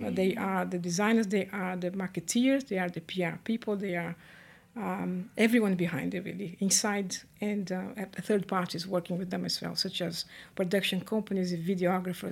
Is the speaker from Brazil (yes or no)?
yes; Brazil; moved away as an adult; now in United Kingdom; I was born in Brazil, raised in Brazil, and my mom was Italian, my dad Portuguese, and then I've been in the UK for 20 years.